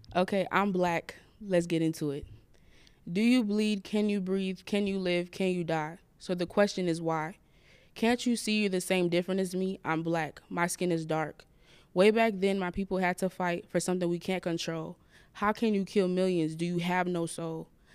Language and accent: English; Florida, United States; I am from Florida